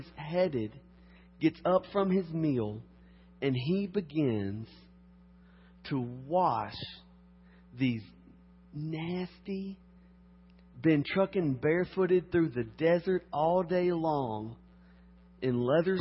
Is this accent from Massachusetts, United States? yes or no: no; Harrodsburg, Kentucky, United States; moved away; I'm from Kentucky.